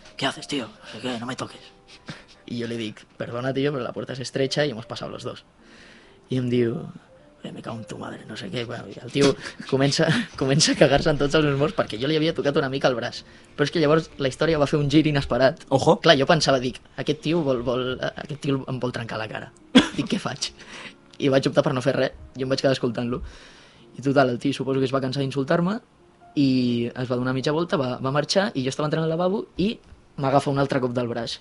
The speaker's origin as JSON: {"language": "Catalan", "town": "Sant Joan Despí", "region": "Catalonia", "country": "Spain", "said": "jo sóc de Sant Joan"}